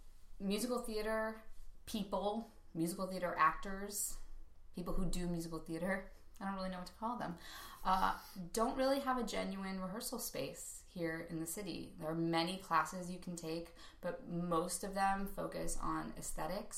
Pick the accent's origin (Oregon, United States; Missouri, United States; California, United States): California, United States; Calabasas; I'm from Los Angeles, Calabasas, to be specific.